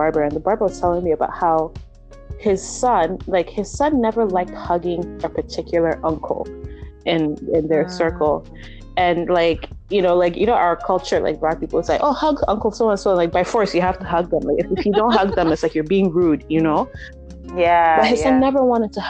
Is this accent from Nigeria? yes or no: yes; Nigeria; moved away; my sister, my siblings and I, we grew up in Nigeria.